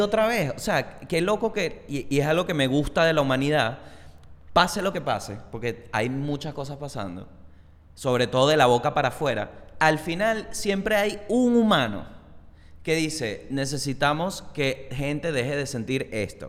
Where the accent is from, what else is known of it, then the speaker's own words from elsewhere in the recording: Venezuela; moved away; also born or lived in Chile; yo siendo venezolano con trabajo afuera